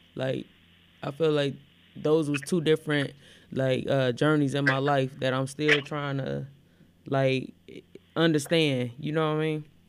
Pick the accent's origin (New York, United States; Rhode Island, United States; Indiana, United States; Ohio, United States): Indiana, United States; Gary; also born or lived in Elkhart, Indiana; I grew up, you know, in Elkhart and I grew up in Gary